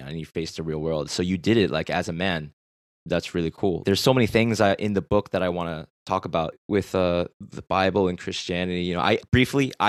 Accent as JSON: {"language": "English", "town": "Boston", "region": "Massachusetts", "country": "United States", "tie": "born or raised there", "moved": "as an adult", "lives_now": "South Korea", "said": "I went to Boston Onuri Church"}